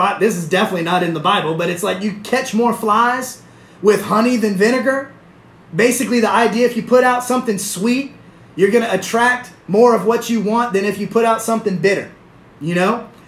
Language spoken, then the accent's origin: English; the South, United States; I'm from the South. I'm Southern